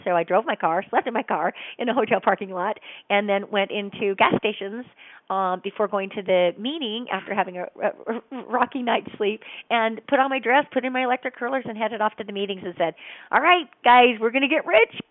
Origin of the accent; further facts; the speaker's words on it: Utah, United States; I grew up in Utah